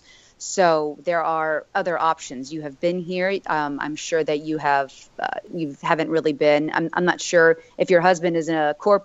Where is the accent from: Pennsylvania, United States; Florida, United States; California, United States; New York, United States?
Florida, United States; Miami; having been born and raised in Miami